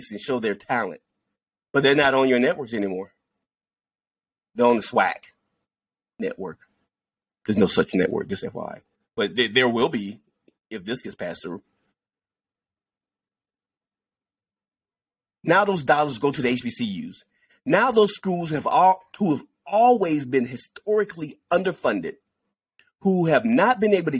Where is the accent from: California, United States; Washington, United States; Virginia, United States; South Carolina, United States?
South Carolina, United States; I'm from South Carolina